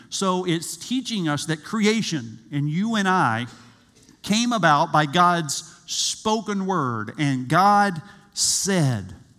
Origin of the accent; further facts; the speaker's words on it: South Georgia, United States; I grew up in South Georgia